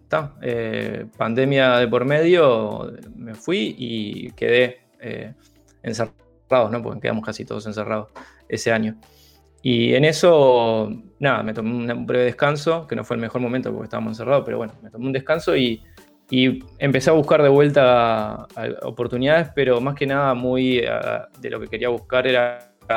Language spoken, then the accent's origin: Spanish; Uruguay; moved away as an adult